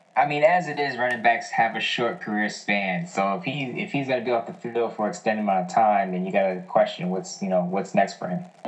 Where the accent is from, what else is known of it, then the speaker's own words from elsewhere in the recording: New York City, New York, United States; I'm in New York City. So as a kid, I didn't have access to watch the Raiders from New York City